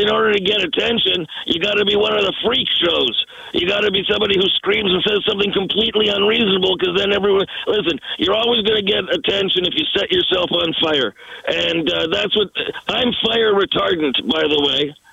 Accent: Canada; I listen, I am a Canadian icon. That should mean something.

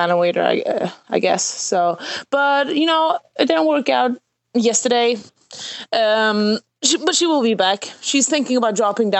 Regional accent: Sweden; I'm from Sweden.

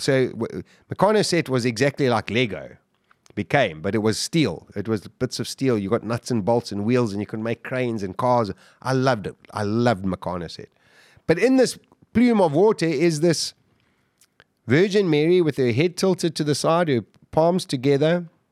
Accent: Durban, KwaZulu-Natal, South Africa; We were growing up in Durban, we surfed all the time.

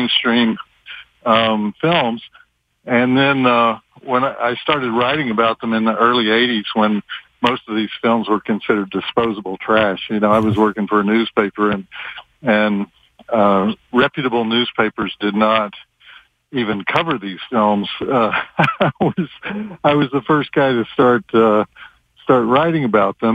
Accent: Texas, United States; I'm from Texas.

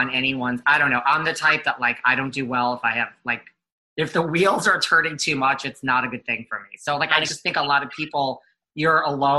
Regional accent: New York, United States; I'm from New York.

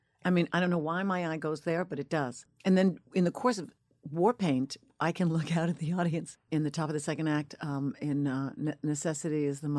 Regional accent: Northport, New York, United States; I'm from Northport, Long Island. I am.

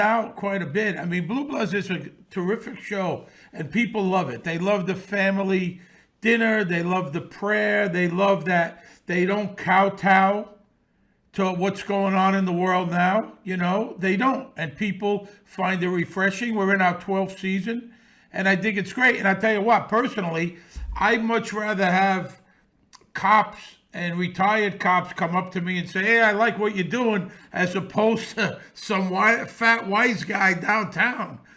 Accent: New York City, New York, United States; I grew up around this in Bensonhurst in the 60s and 70s.

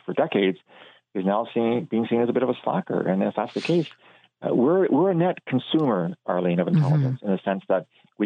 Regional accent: Canada; As a Canadian

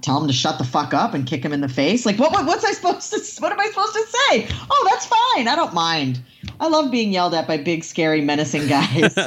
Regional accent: near Salem, Massachusetts, United States; now in Southern California, United States; near my hometown, like in Salem, Massachusetts

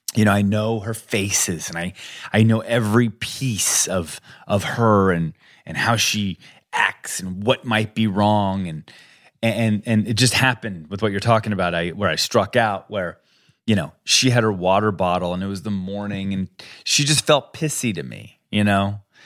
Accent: Colorado, United States; I grew up I grew up in Colorado

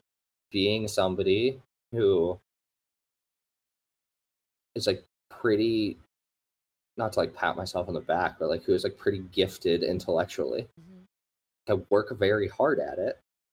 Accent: Midwest, United States; I'm a Midwesterner

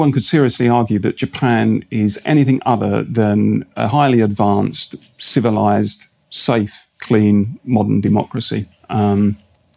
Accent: Barking and Dagenham, London, United Kingdom; moved away; I grew up in Barking and Dagenham, and that was very much what you would call a red wall seat.

